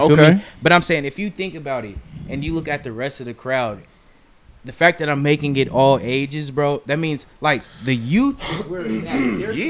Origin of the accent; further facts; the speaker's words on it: Seattle, Washington, United States; I'm from the South.